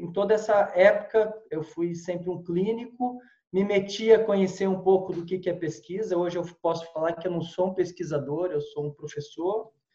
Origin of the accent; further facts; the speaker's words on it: São José dos Campos, São Paulo, Brazil; moved away as an adult; also born or lived in Piracicaba; sou de São José dos Campos, estudei em Piracicaba